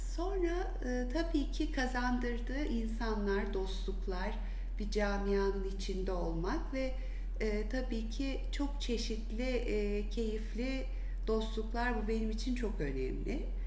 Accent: Antalya, Turkey; moved away as an adult; also born or lived in İzmir; now in Istanbul, Turkey; İzmir'de doğdum. Belli bir yaşa kadar İzmir, sonra Antalya'da büyüdüm.

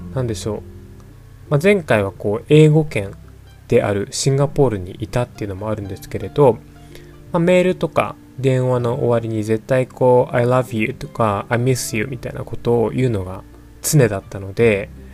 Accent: Japan; 自分自身もこう日本人日本で生まれ育った日本人なので

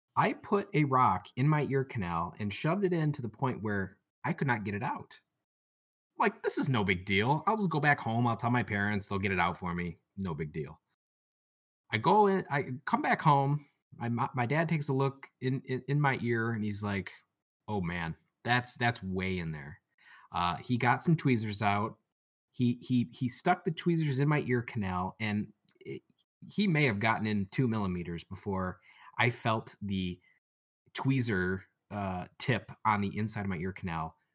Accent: about an hour outside of Detroit, Michigan, United States; I am from the Motor City, uh, about an hour outside of Detroit

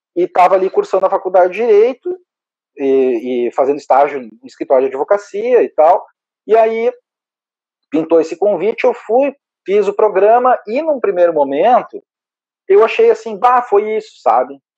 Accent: Caxias do Sul, Rio Grande do Sul, Brazil; moved away as an adult; now in Porto Alegre, Brazil; eu sou natural de Caxias do Sul.

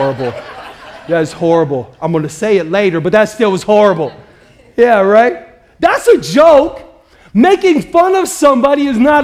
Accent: Midwest, United States; I grew up in the Midwest

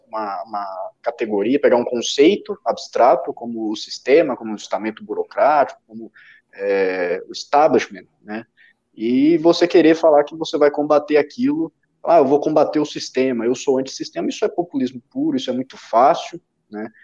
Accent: Minas Gerais, Brazil; now in São Paulo, Brazil; eu sou mineiro, né? eu não sou paulista, e quando eu vim para cá

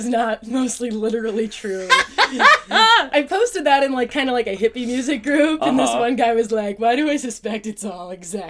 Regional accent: New Jersey, United States; moved away as an adult; also born or lived in New York / Iowa; I grew up in New Jersey, but my parents moved out to Iowa

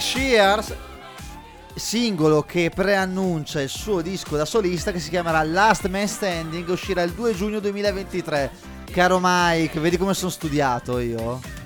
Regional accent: Brescia, Lombardy, Italy; vengo dal Texas d'Italia, che è Brescia

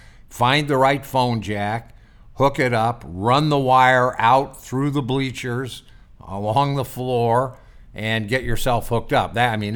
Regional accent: Midwest, United States; So, I grew up in the Midwest.

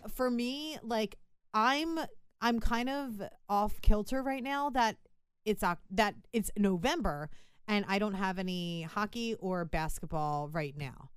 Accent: Philadelphia, Pennsylvania, United States; we're from Philadelphia

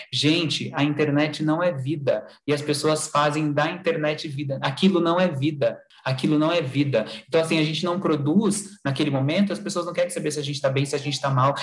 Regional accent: Sorocaba, São Paulo, Brazil; moved away; minha cidade onde eu nasci, é onde eu estou agora, né? Mas não é a cidade que eu fico sempre, mas a cidade de Sorocaba

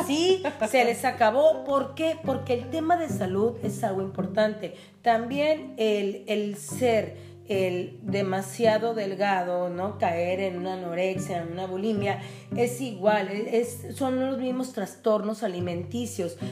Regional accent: Tijuana, Baja California, Mexico; de toda la vida de Tijuana

